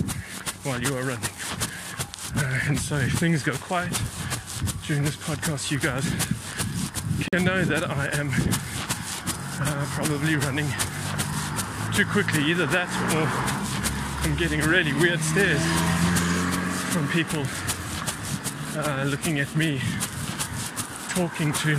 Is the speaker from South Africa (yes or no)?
yes; South Africa; moved away; I am from South Africa